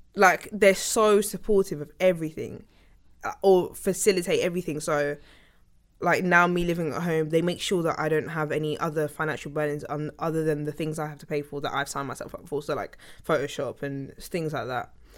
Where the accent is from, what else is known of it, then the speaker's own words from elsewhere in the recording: Sutton, London, United Kingdom; also born or lived in King's College Hospital, London / Fort Neath (possibly Thornton Heath), London; I was born in Fort Neath. And then, 'cause that's where I lived until I was eight, and then I moved to Sutton